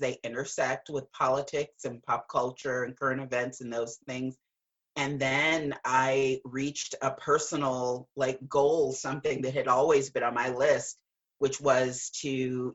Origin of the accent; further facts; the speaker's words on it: Gary, Indiana, United States; growing up as a little Black girl, and I'm from Gary, Indiana, so northern part of the state and right outside of Chicago.